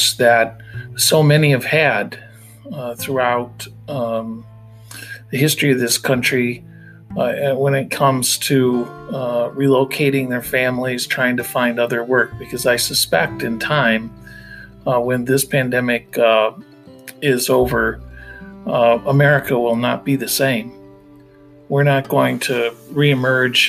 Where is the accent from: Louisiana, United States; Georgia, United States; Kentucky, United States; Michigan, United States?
Michigan, United States; Flint; my hometown, Flint, Michigan